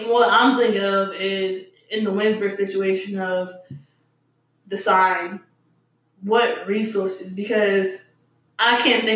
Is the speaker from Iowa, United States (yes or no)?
no; Newport News, Virginia, United States; also born or lived in Washington, District of Columbia, United States; I'm from Virginia, I'm from the 757 area, that's Newport News